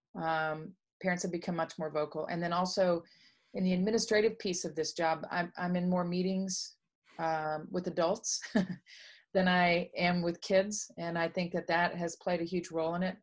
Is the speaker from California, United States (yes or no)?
no; Dallas, Texas, United States; I grew up in Dallas, Texas